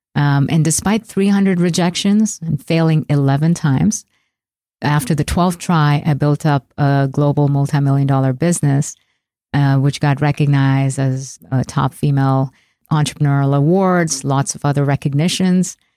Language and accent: English; India; moved away as an adult; now in United States; I left my hometown in India and took a one-way flight to America